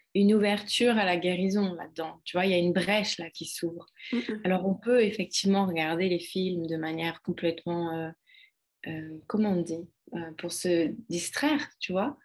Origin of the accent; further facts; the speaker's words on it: France; moved away as an adult; also born or lived in London; now in Ibiza, Spain; la France qui est mon pays natal